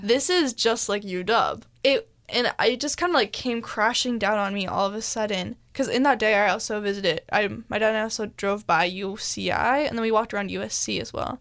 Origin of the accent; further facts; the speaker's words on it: Mercer Island, Washington, United States; we are from Mercer Island, which is a really affluent area